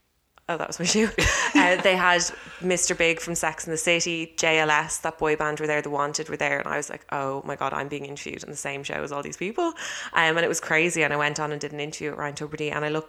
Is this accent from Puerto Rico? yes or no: no; Ireland; I got the label of being an Irish model.